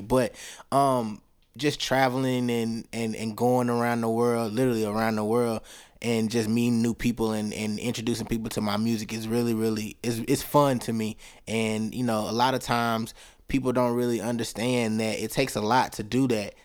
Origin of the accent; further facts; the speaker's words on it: Tuscaloosa, Alabama, United States; also born or lived in Huntsville, Alabama; I was born and raised in Tuscaloosa, Alabama, home of the Crimson Tide